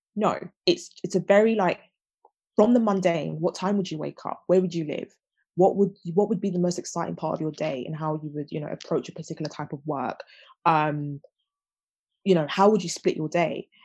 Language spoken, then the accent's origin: English; London, United Kingdom; I'm a Londoner you know I was I was born in a big city um, and I've you know always lived in South London